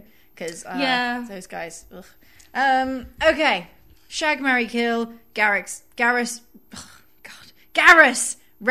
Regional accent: Leicestershire, East Midlands, United Kingdom; the county I grew up in was Leicestershire.

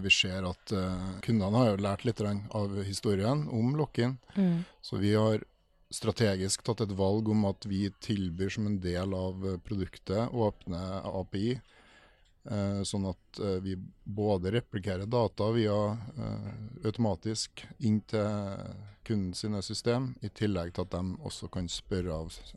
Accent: Trondheim, Trøndelag, Norway; jeg er også fra Trondheim

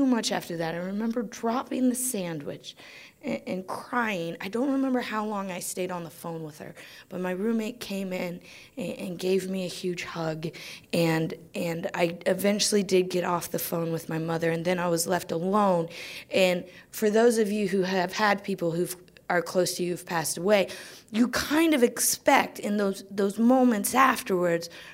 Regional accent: Greenville, Ohio, United States; moved away as an adult; also born or lived in New York; now in United Kingdom; I grew up in Greenville, Ohio, small town.

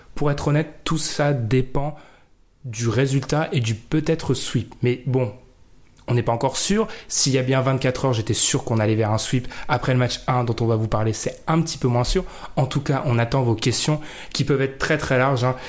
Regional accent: France; Je suis français

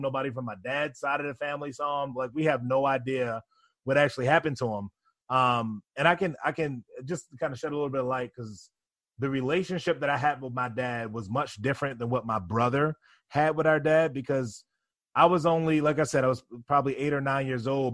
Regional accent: Baltimore, Maryland, United States; now in New York, United States; I grew up in Baltimore, Maryland, in a single parent household.

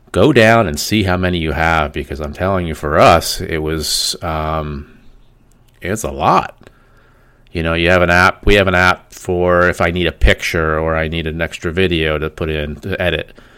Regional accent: Pennsylvania, United States; We're from Pennsylvania

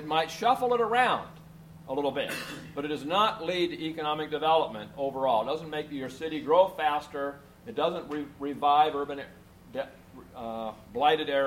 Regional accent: Portland, Oregon, United States; my hometown of Portland, Oregon

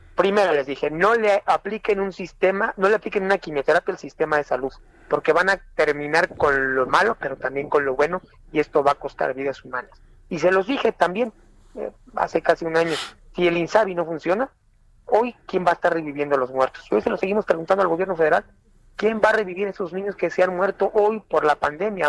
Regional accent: San Cristóbal de las Casas, Chiapas, Mexico; Soy desempleado, vengo de Chiapas, de San Cristóbal de las Casas

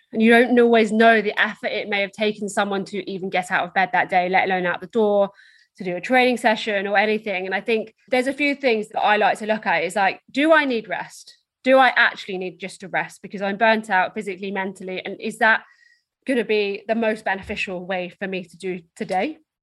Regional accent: Essex, East of England, United Kingdom; So I'm from Essex in the UK, which is just outside London

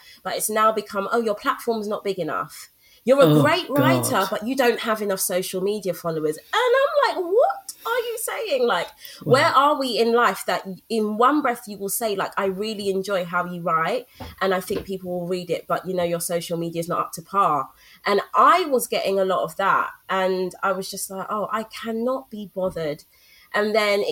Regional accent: London, United Kingdom; I grew up in Brixton, SW9, SW2 all day. That will forever be home

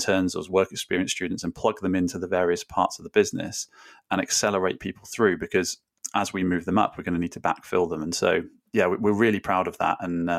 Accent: Wales, United Kingdom; I grew up in South Wales.

